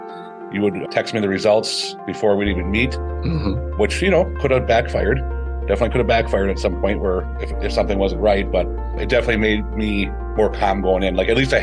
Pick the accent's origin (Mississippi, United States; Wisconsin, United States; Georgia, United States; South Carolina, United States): Wisconsin, United States; Seymour; also born or lived in Green Bay, Wisconsin; I'm from Seymour and lived in the Green Bay area my whole life